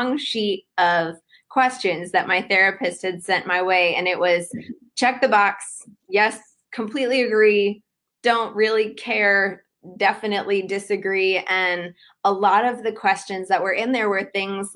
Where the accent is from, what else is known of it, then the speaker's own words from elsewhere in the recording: Cleveland, Ohio, United States; moved away as an adult; also born or lived in Miami, Florida; now in Decatur, United States; I was born and raised in Cleveland, Ohio, and went to school in Miami, Florida